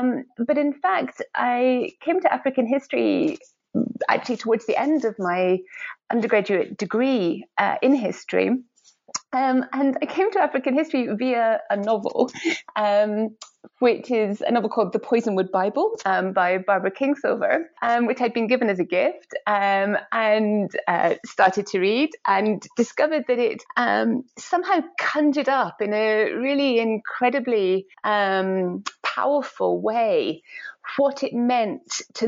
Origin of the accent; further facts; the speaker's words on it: Edinburgh, Scotland, United Kingdom; I grew up in Edinburgh, in Scotland.